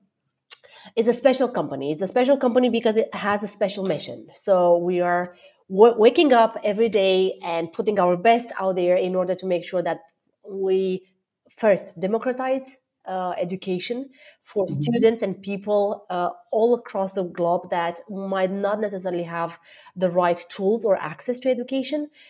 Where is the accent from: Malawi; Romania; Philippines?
Romania; moved away; I am born and raised in Romania